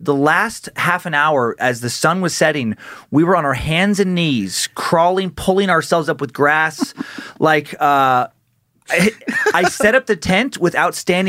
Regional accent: Idaho, United States; I think it is maybe how we grew up in Idaho

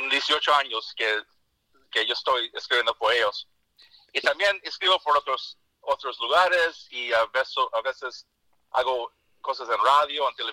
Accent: Central California, United States

